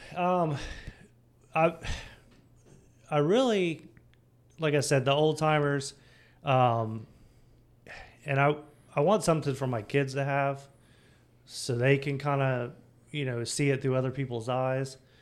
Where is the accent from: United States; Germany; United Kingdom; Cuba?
United States; Samsula, Florida; I grew up in Sam Florida, was just outside of uh, New Smyrna Beach